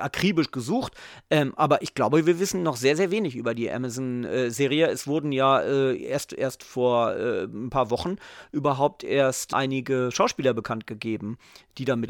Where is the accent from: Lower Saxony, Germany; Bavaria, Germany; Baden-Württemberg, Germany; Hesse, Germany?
Lower Saxony, Germany; Göttingen; moved away; also born or lived in England; ich komme aus Göttingen, ähm, da war ich an der EGS